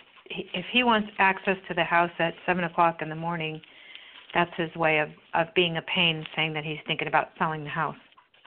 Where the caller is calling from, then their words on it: California, United States; I'm from California.